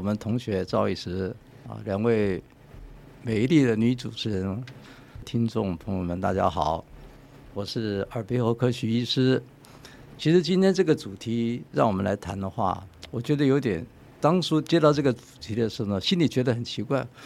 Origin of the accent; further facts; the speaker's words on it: Chiayi, Chiayi City, Taiwan; 我从小也眷村长大的。我是出生在嘉义，空军建国二村